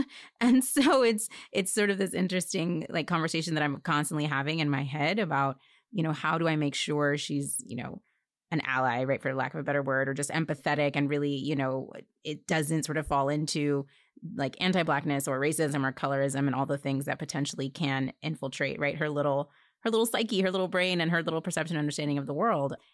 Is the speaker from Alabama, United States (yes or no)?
yes; Alabama, United States; I was born in Alabama